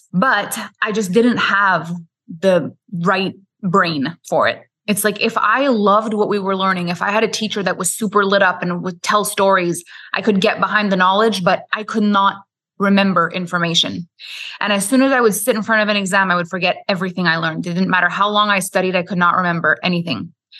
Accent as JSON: {"language": "English", "region": "Quebec", "country": "Canada", "tie": "born or raised there", "first_language": "French", "second_language": "English", "said": "I'm French Canadian. So I am from Quebec, Canada. My first language is French. I went to school in French. All my friends were French."}